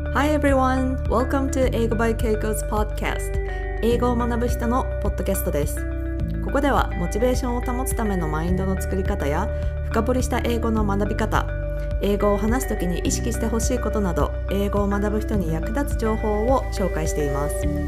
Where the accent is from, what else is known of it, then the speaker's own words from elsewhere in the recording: Japan; 日本人 の私